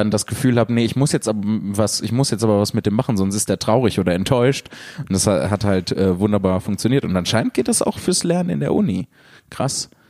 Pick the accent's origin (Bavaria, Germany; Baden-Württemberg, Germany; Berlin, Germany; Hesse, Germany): Baden-Württemberg, Germany; Mannheim; ich war schon bei einer sehr kleinen Veranstaltung von Jan Philipp, die in meiner Heimat Mannheim stattfand.